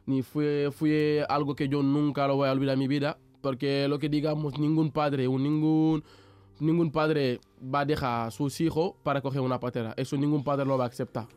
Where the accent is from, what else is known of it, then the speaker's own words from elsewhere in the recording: Mbour, Thiès, Senegal; Spanish is a second language; moved away as an adult; now in Seville, Spain; soy de Senegal y digamos soy de África